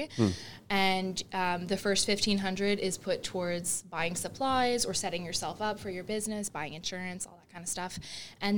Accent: Brockville, Ontario, Canada; I lived in Brockville.

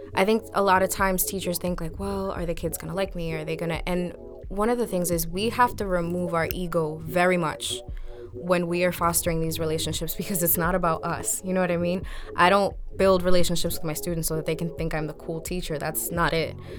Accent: Lawrence, Massachusetts, United States; I've been a product of Lawrence Public School Systems myself

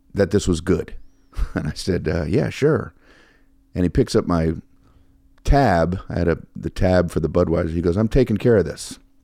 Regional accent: Miami, Florida, United States; moved away as an adult; also born or lived in Fort Lauderdale / New York / Los Angeles; now in Las Vegas, United States; we grew up in Miami

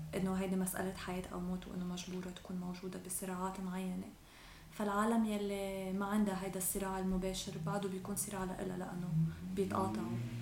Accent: Lebanon; أنا شاب لبناني

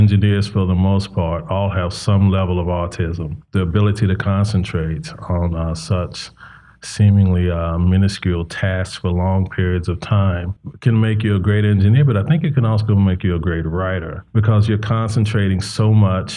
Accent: Charlotte, North Carolina, United States; now in Sacramento, United States; growing up in the South, especially growing up in, you know, not a wealthy community

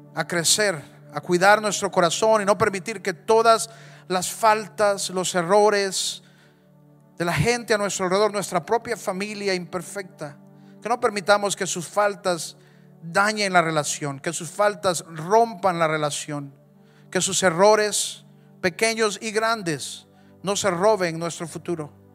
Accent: Honduras; Cada vez que yo he cruzado la frontera, dejo de ser hondureño y de repente soy mexicano

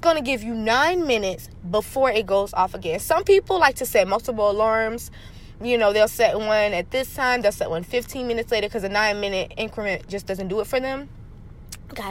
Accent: Lakeland, Florida, United States; now in Atlanta, United States; I'm from Florida. I'm from Central Florida

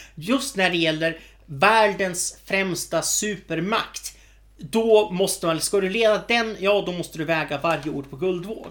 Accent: Sweden; vi är svenskar

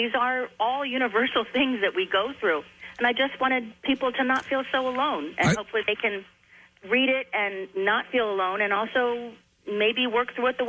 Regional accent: Claymont, Delaware, United States; also born or lived in Wilmington; I was born in Wilmington, raised in Claymont before we moved. My dad worked for General Motors, and we moved a lot.

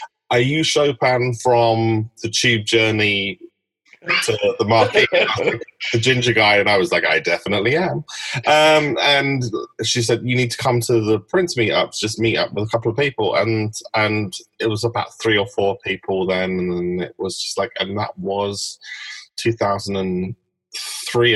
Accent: London, United Kingdom; I was from London, and I lived in Hackney

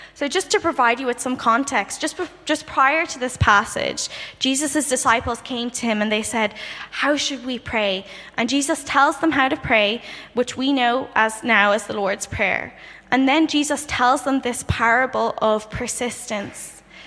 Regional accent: Dublin, Leinster, Ireland; moved away as an adult; now in London, United Kingdom; I'm originally from Dublin, Ireland, and I recently moved to um, London to do a master's.

